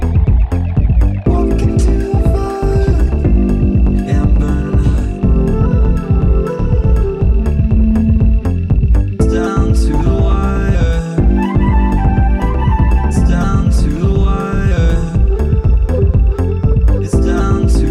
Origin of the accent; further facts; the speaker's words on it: Philadelphia, Pennsylvania, United States; now in New York, United States; I'm from Philadelphia